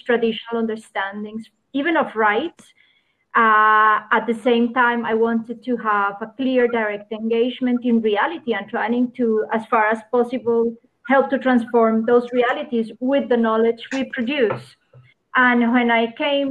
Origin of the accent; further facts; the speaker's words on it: Colombia; I come from Colombia. I am a lawyer by training. And in Colombia, a country that has been devastated by armed conflict, poverty, exclusion, discrimination, I had the opportunity to grow up in a family